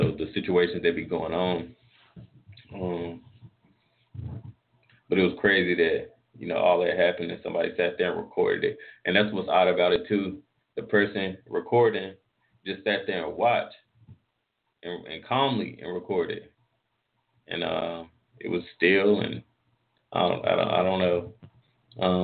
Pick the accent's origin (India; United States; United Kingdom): United States; North Carolina; I'm from North Carolina where if we get snow, especially where I'm at, we don't really do much in that.